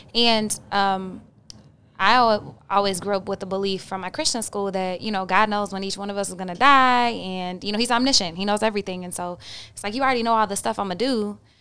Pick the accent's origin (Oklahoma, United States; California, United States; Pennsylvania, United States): Oklahoma, United States; I'm from Oklahoma and the Bible Belt.